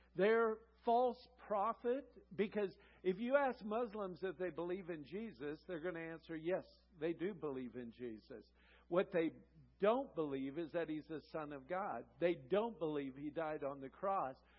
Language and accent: English; California, United States; we're from California